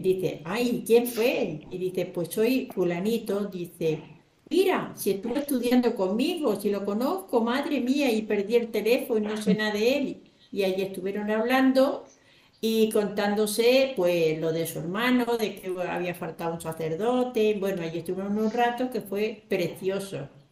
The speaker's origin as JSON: {"language": "Spanish", "town": "Albacete", "region": "Castilla-La Mancha", "country": "Spain", "said": "yo le dije que era de Albacete"}